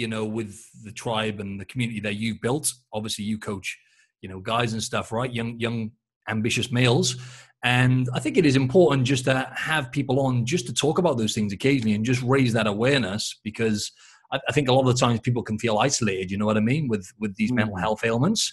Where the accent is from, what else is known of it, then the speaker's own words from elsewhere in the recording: Cardiff, Wales, United Kingdom; now in Sydney, Australia; I'm from Cardiff in Wales